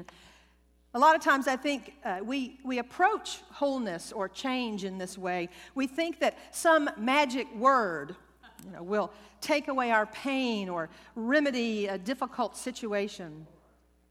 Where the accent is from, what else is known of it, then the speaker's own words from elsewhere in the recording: Louisiana, United States; I was raised Southern Baptist in Louisiana